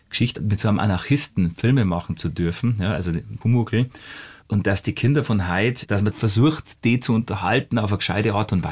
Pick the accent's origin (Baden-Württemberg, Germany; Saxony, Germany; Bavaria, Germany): Bavaria, Germany; Hausham; das ist für meinen Heimatort Hausham und, und dass man sich dann besser merken kann.